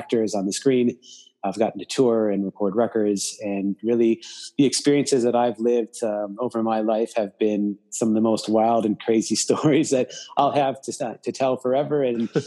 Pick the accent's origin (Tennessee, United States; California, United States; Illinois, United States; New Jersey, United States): Illinois, United States; Chicago; moved away as an adult; also born or lived in Indiana; now in Los Angeles, United States; I am originally from Chicago